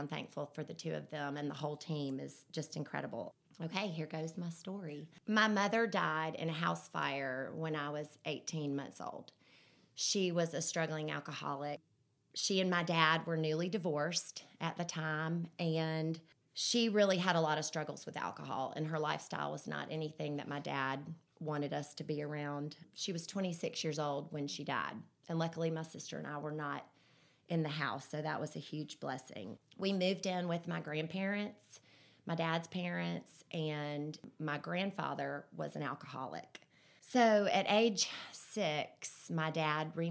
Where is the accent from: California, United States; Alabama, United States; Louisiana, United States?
Alabama, United States; Birmingham; also born or lived in Vestavia Hills, Alabama; I was born right here in Birmingham. I've lived in Vestavia my whole life